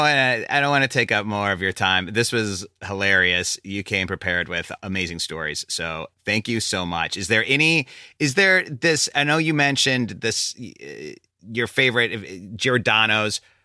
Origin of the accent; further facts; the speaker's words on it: Chicago suburbs, Illinois, United States; I grew up in the Chicago suburbs